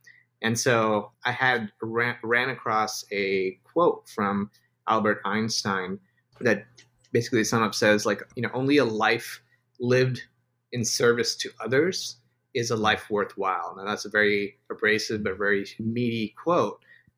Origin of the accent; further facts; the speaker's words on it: Dubai, United Arab Emirates; also born or lived in India / Yemen / Spain; now in United States; So I was born in India, grew up in Dubai, lived in Yemen and Spain, and now finally reside in the US.